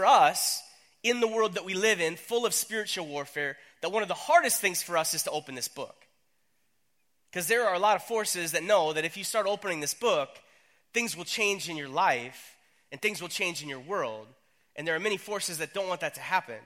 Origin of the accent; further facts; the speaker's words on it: North Dakota, United States; accent: long O's; I was up in North Dakota. I grew up there. My family's from North Dakota.